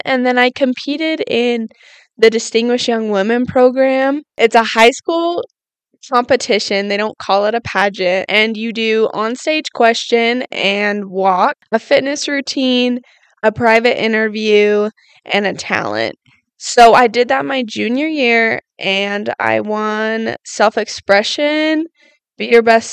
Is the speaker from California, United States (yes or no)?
no; Rigby, Idaho, United States; I grew up in Rigby, Idaho